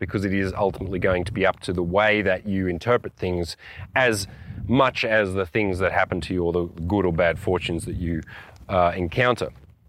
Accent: Australia; On one level, I'm an Australian.

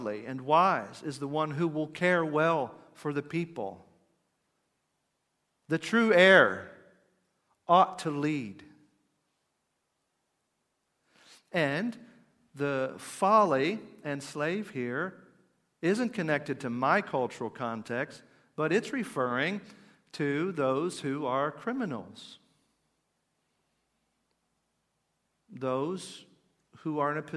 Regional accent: United States; I'm an American

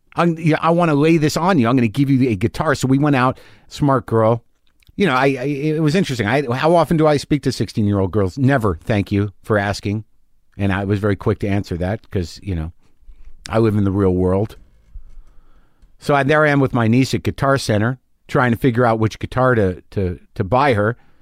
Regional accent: Albuquerque, New Mexico, United States; moved away; my home state of Albuquerque

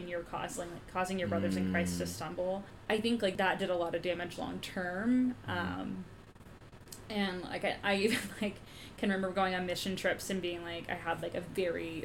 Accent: Texas, United States; I grew up in Texas

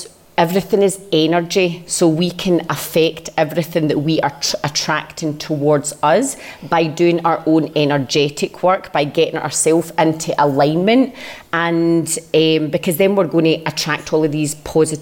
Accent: Glasgow, Scotland, United Kingdom; now in Colombia; I'm originally from Glasgow, now living out in Colombia

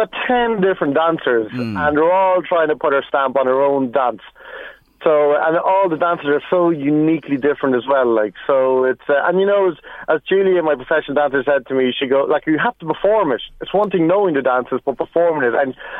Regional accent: Kells, Leinster, Ireland; also born or lived in Cavan; Like, I grew up in Kells, but I spent all my summers in Leitrim, and I went to school in Cavan.

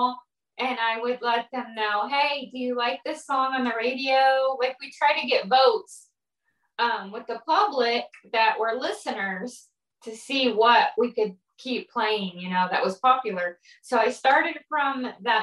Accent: Hollywood, Florida, United States; moved away as an adult; also born or lived in Bryan, Texas; now in Austin, United States; when I was 10, we moved to Hollywood, Florida

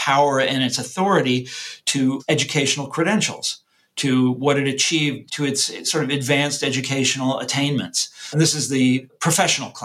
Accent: Mission Hills, Kansas, United States; I grew up in Johnson County, Kansas

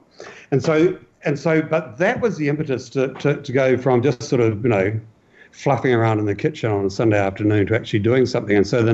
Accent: New Zealand; I as a New Zealander, as a Kiwi

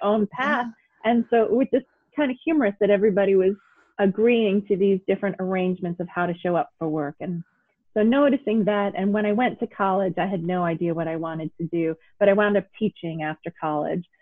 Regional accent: New York City, New York, United States; I grew up in New York City

